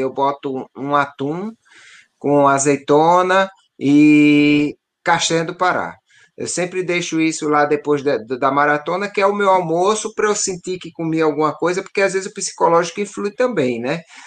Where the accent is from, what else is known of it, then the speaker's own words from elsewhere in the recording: Northeast Region, Brazil; sou nordestino